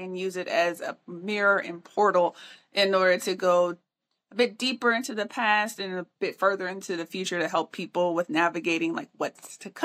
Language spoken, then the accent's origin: English; Midwest, United States; I'm a Midwesterner by birth, so I grew up in a portion of Tornado Alley